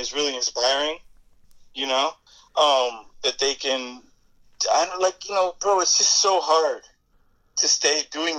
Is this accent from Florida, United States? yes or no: yes; Kendall, Florida, United States; We're from Kendall, you know, which is like the outskirts. It's the new development of Miami. It's the suburbs